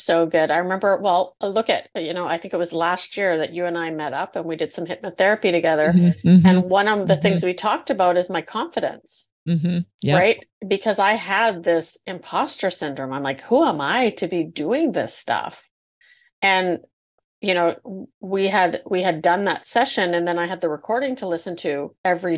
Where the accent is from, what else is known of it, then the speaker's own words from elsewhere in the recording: Canada; usually we're Canadian